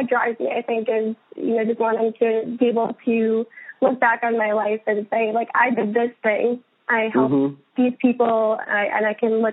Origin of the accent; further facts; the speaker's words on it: St. Paul, Minnesota, United States; also born or lived in Iowa; now in Boston, United States; I hail from St. Paul, Minnesota